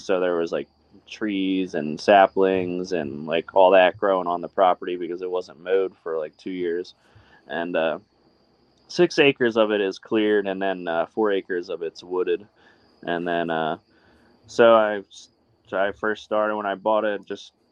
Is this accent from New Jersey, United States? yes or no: yes; New Jersey, United States; I'm from New Jersey